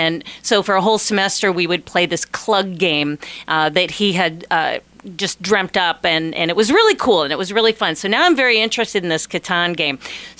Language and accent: English; Columbus, Ohio, United States; now in Alaska, United States; where I grew up in Columbus, Ohio